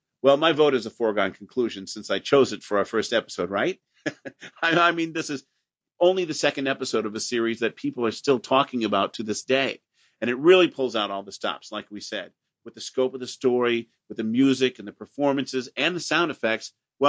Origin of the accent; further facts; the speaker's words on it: Pekin, Illinois, United States; And we got Channel 9 from Chicago, WGN, in my hometown of Pekin, Illinois.